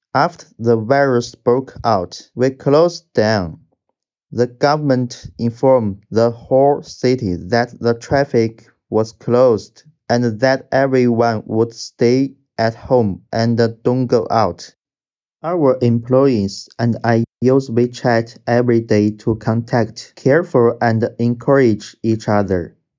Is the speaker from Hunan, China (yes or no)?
no; Wuhan, Hubei, China; I'm from Wuhan, China